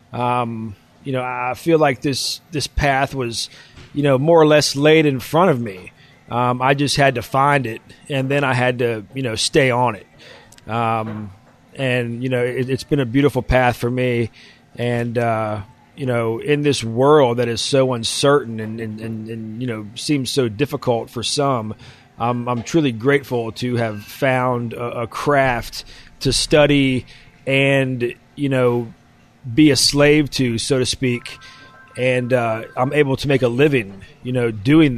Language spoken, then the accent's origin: English; West Virginia, United States; I'm from West Virginia. We ate ramps when I was young because they grew in the backyard